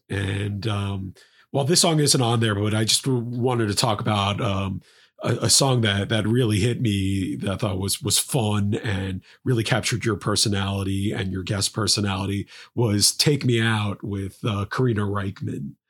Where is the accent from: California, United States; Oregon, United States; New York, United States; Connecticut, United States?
New York, United States; New York City; my hometown of New York